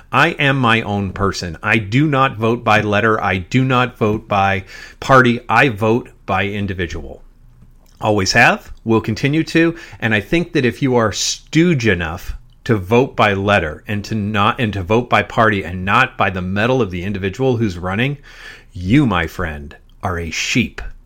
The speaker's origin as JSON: {"language": "English", "region": "Massachusetts", "country": "United States", "tie": "born or raised there", "said": "we grew up in Massachusetts"}